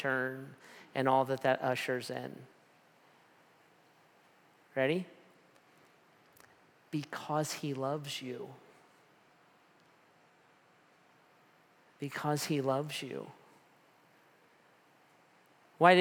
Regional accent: United States; I'm an American

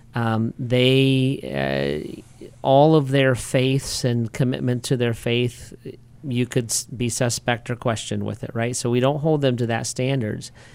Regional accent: United States; as an American

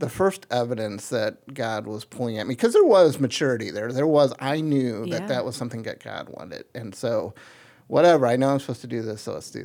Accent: Akron, Ohio, United States; also born or lived in Copley, Ohio; I grew up on North Hill, so very close to St. Thomas Hospital

